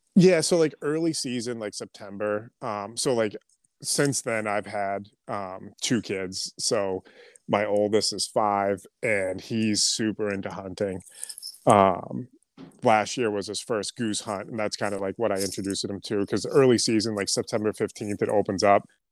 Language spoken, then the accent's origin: English; New England, United States; also born or lived in Southern New Hampshire; I, uh, live in Southern New Hampshire, um, born and raised in New England